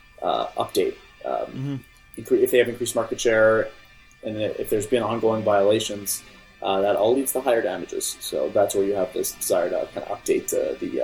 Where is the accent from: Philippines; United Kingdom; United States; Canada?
Canada; I'm Canadian.